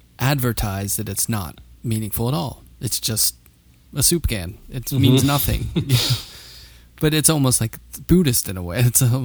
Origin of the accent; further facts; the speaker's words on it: Pittsburgh, Pennsylvania, United States; I grew up in Pittsburgh